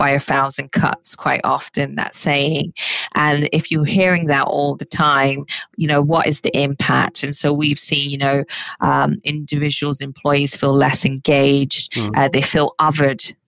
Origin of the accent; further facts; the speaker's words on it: United Kingdom; I'm Black British